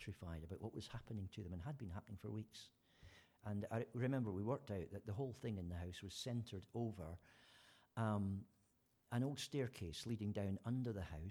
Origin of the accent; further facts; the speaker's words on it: Fife, Scotland, United Kingdom; the village where I was born in Scotland